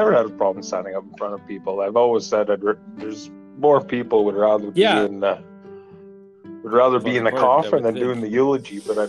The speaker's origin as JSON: {"language": "English", "town": "Fernie", "region": "British Columbia", "country": "Canada", "tie": "born or raised there", "also_born_or_lived": "Gimli, Manitoba", "moved": "yes", "said": "I was born in Fernie, British Columbia."}